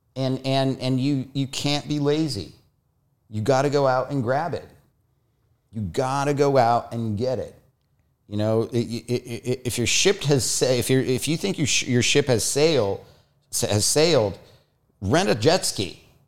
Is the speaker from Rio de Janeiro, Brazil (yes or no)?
no; Foz do Iguaçu, Paraná, Brazil; moved away; also born or lived in Curitiba, Brazil; I lived for many years in Curitiba, which is this, the capital of the state, but I was, I was born in the Iguazu Falls.